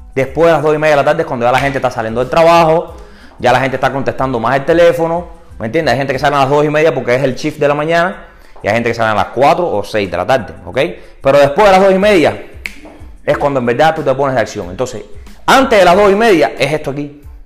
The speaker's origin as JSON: {"language": "Spanish", "country": "Cuba", "also_born_or_lived": "St. Petersburg, Florida", "moved": "yes", "lives_now": "Tampa, United States", "said": "yo soy cubano"}